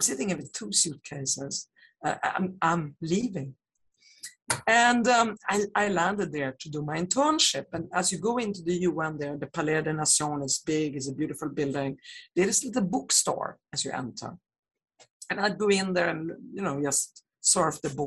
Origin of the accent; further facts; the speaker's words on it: Sweden; born and I grew up in Sweden